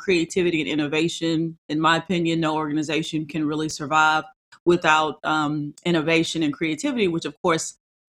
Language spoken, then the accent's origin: English; Texas, United States; I am a Texan.